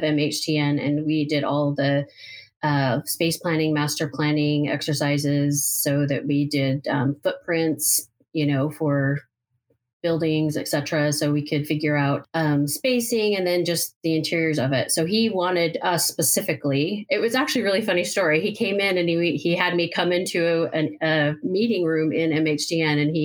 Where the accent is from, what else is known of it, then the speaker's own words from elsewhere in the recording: Utah, United States; I'm a local, I guess I should have said that, born and raised in Utah.